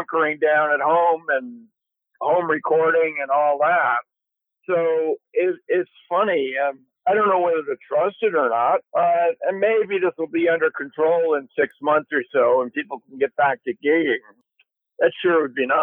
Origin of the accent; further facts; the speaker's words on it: Marblehead, Massachusetts, United States; moved away as an adult; also born or lived in New York / Point Reyes Station, California / Los Angeles; my hometown of Marblehead